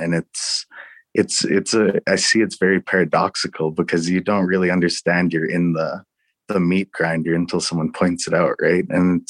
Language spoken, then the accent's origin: English; Southern Alberta, Canada; and I grew up in Southern Alberta